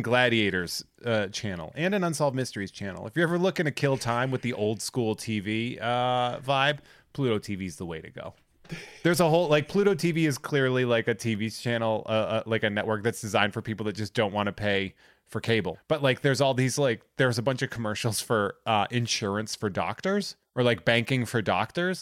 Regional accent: New England, United States; I'm from New England

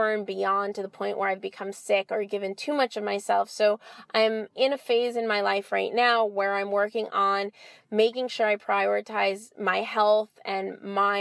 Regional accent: Los Angeles, California, United States; So I'm from LA. I'm born and raised LA. I grew up in Westwood, and I live in Los Angeles now.

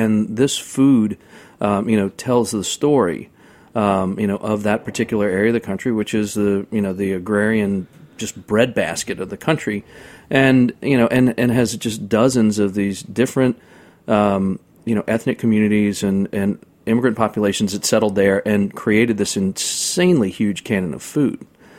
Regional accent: New Orleans, Louisiana, United States; also born or lived in Carolinas; now in Oxford, United States; Well, I was born and raised in New Orleans

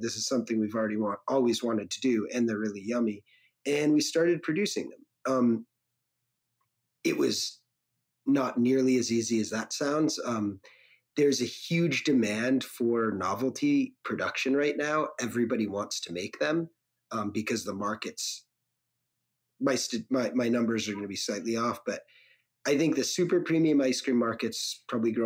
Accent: Connecticut, United States; driving Good Humor ice cream trucks where I grew up in Connecticut.

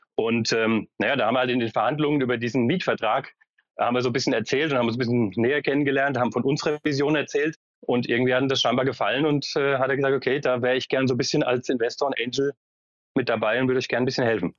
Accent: Frankfurt, Hesse, Germany; also born or lived in Berlin; ich komme selbst aus Frankfurt

